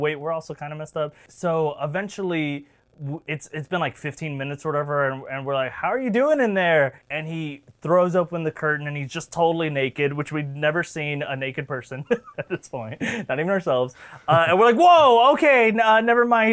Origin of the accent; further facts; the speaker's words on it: Florida, United States; we are both from Florida